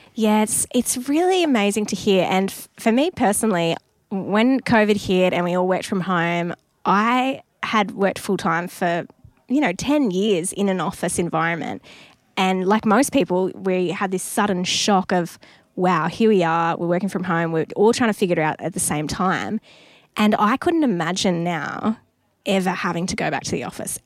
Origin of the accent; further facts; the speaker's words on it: Newcastle, New South Wales, Australia; Newcastle, which is my hometown, as a Newey local